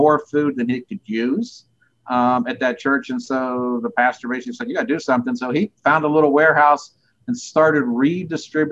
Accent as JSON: {"language": "English", "town": "Steubenville", "region": "Ohio", "country": "United States", "tie": "born or raised there", "moved": "yes", "lives_now": "Columbus, United States", "said": "glad to have been from there. Great place to grow up"}